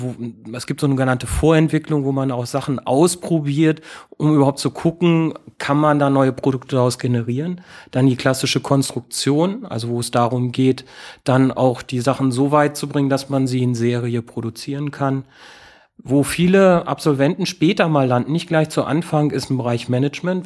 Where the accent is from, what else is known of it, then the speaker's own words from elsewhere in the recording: Lower Saxony, Germany; moved away; Ich komme ähm, aus Niedersachsen, aus vom, meine Eltern haben einen landwirtschaftlichen Betrieb